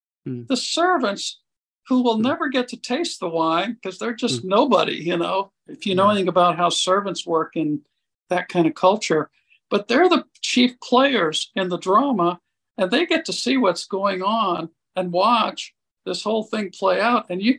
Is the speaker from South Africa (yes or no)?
no; India; went back to growing up in India as a missionary kid and being sent away to a missionary boarding school and being separated from my mom and dad for 8 or 9 months out of the year